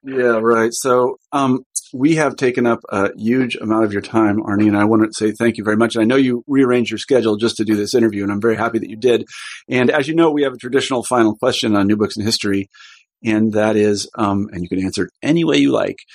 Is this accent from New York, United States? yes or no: no; Kansas, United States; moved away as an adult; also born or lived in Iowa; I was growing up in Kansas at the time